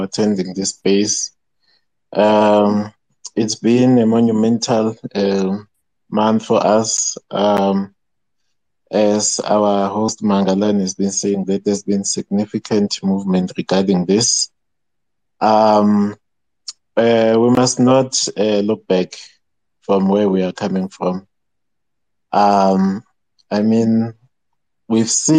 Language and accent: English; South Africa; we were born here